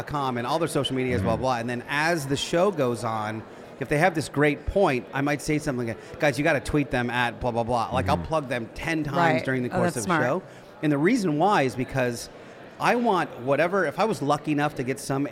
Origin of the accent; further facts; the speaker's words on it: Philadelphia, Pennsylvania, United States; I grew up in Philly, that world